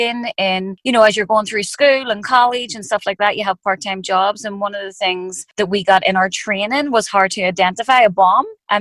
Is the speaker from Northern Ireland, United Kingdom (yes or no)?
yes; Belfast, Northern Ireland, United Kingdom; I grew up in Northern Ireland, and, you know, a lot of people know, some people don't know, but growing up, there was a war going on. And so where I lived, it was in West Belfast